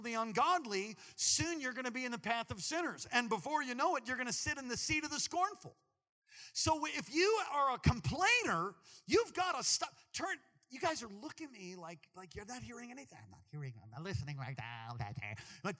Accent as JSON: {"language": "English", "region": "East Coast", "country": "United States", "moved": "yes", "said": "We're both from the East Coast"}